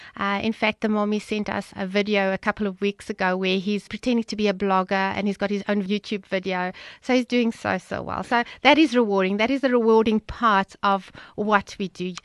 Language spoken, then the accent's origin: English; the Vaal, Gauteng, South Africa; moved away; we are originally from the Vaal.